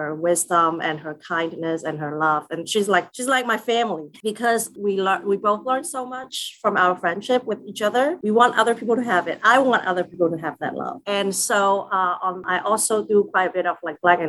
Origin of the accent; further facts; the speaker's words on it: Macau; now in Philadelphia, United States; I grew up in Macau